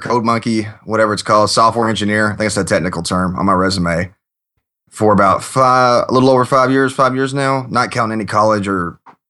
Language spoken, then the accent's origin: English; Kentucky, United States; now in Washington, D.C., United States; I'm originally from Kentucky in the States here. And after college, I got a job opportunity over here in D.C. with a government contractor.